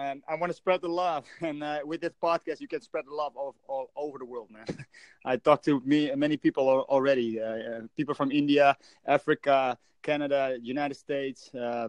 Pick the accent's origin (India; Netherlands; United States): Netherlands; I'm from the Netherlands in Europe.